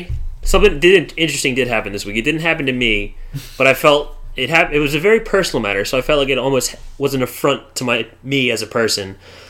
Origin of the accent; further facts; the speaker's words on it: United States; I'm American.